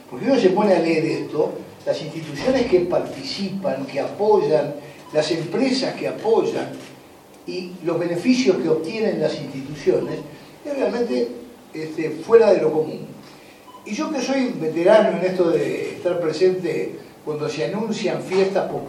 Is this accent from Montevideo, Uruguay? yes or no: no; Colonia Suiza, Colonia, Uruguay; yo soy de Colonia Suiza